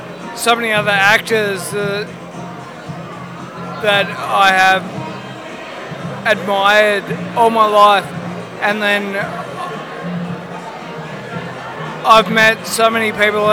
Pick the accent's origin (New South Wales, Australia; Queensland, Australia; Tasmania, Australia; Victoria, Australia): Tasmania, Australia; I'm from Tasmania